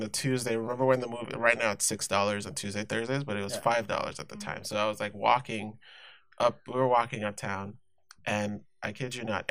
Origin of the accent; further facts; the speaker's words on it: Nigeria; moved away as an adult; also born or lived in Inglewood, California / Pomona, California; now in Whittier, United States; I was born in Nigeria, born and raised, lived there 17 years, and then I moved to the States